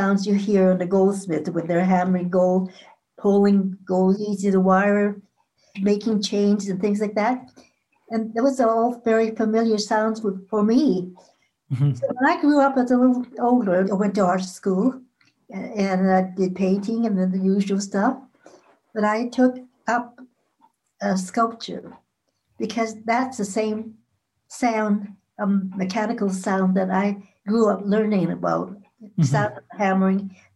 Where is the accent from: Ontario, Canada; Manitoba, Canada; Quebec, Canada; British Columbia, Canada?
British Columbia, Canada; Vancouver; I grew up in Chinatown. I wasn't born here. When I was about maybe three or four, I was sort of let loose in Chinatown